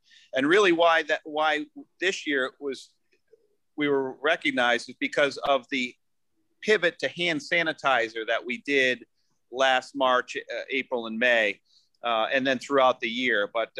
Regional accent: Boston, Massachusetts, United States; born there; So the Larkins, my father was a Boston Larkin. So my mom married a Boston Larkin. I was born in South Boston.

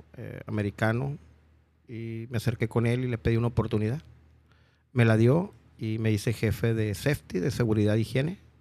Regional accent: Mexico; moved away as an adult; also born or lived in United States; nosotros somos los mexicanos

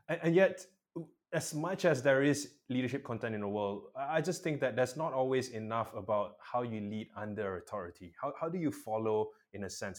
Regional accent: Malaysia; I'm a Malaysian

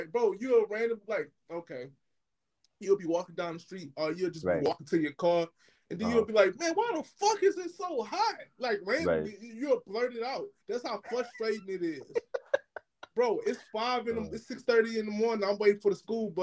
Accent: the South, United States; I'm from the South

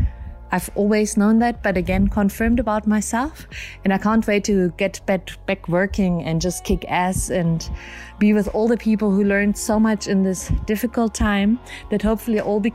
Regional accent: Germany; moved away as an adult; now in Cape Town, South Africa; I'm a photographer and a journalist. I'm originally from Germany, but I've been living in Cape Town, South Africa for the past 11 years.

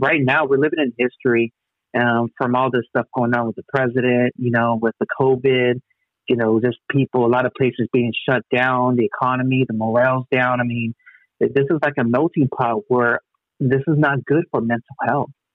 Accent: Long Beach, California, United States; also born or lived in Wilmington, Los Angeles; I was born in Long Beach at Memorial Hospital. LBC

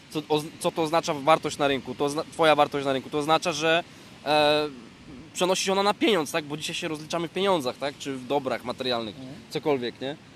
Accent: Poznań, Greater Poland, Poland; bo ja z Poznania chętnie poznam Cię osobiście

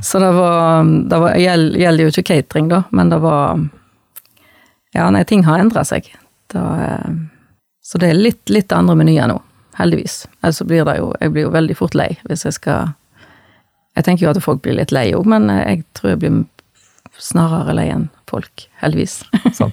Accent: Bømlo, Vestland, Norway; Jeg er født og oppvoksen på Goddo på Bømlo.

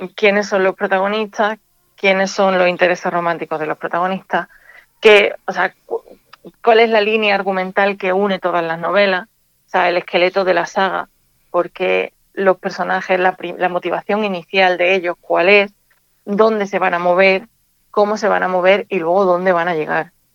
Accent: Andújar, Andalusia, Spain; also born or lived in Jaén; now in Málaga, Spain; yo vivo en Málaga, pero yo nací en, Jaén, pero me crié en Andújar.

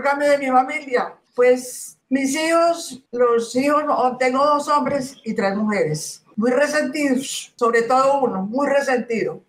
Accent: Antioquia, Colombia; Yo soy de aquí de Antioquia

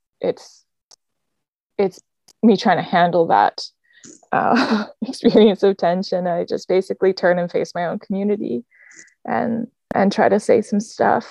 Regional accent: Canada; I am Japanese Canadian.

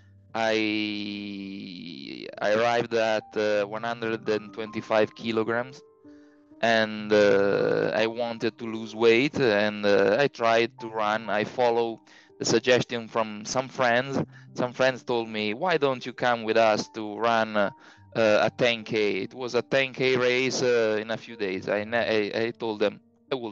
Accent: Tortona, Piedmont, Italy; I am from Italy, the town is called Tortona. It is halfway between Milan and Genoa.

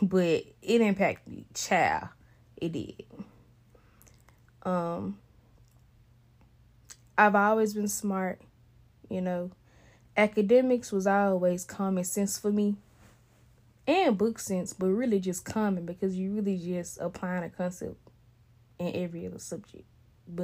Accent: Memphis, Tennessee, United States; I was born in Memphis, Tennessee, November 99.

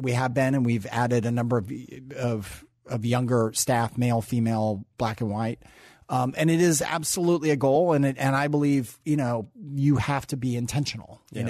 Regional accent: Tacoma, Washington, United States; I'm from Tacoma. Tacoma, Washington. It's about 45 minutes south.

